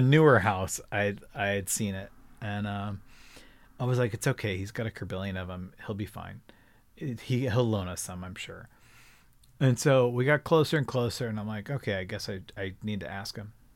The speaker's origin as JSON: {"language": "English", "town": "Laguna Beach", "region": "California", "country": "United States", "tie": "born or raised there", "said": "I grew up in Laguna Beach"}